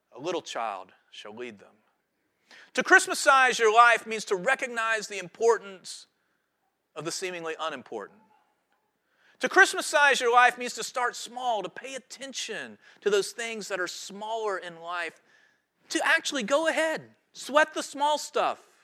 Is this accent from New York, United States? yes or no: no; High Point, North Carolina, United States; moved away as an adult; now in Wrightsville Beach, United States; I grew up in High Point, North Carolina